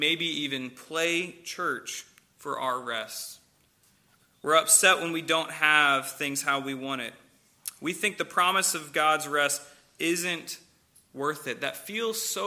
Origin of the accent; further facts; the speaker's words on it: St. Louis, Missouri, United States; moved away; I'm from St. Louis